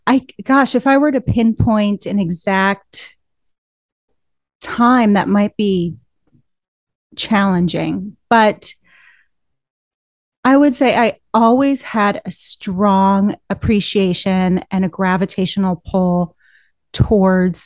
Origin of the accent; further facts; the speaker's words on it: Santa Fe, New Mexico, United States; I grew up in Santa Fe, New Mexico